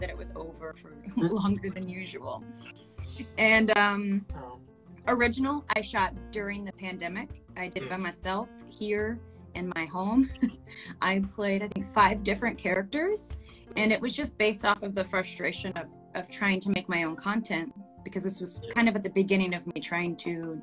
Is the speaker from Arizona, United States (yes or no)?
no; Florida, United States; I grew up in Florida